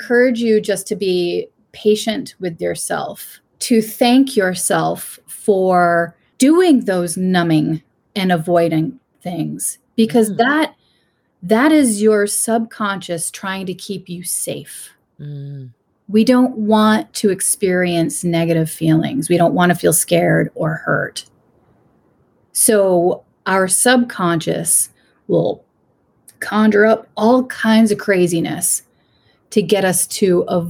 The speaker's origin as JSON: {"language": "English", "town": "Bristol", "region": "Maine", "country": "United States", "said": "from Bristol, Maine."}